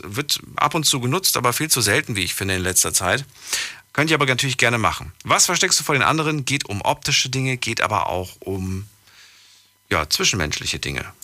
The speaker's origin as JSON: {"language": "German", "country": "Ethiopia", "moved": "yes", "lives_now": "Koblenz, Germany", "said": "Ja, ich komme aus Äthiopien."}